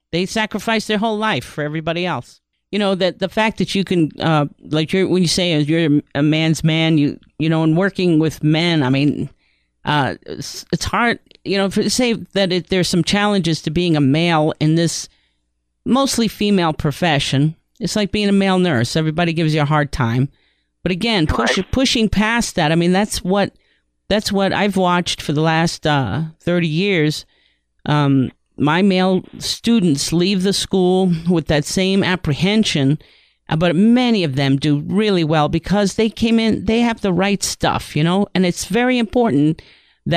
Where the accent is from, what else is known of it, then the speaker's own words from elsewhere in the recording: New York, United States; I grew up in New York.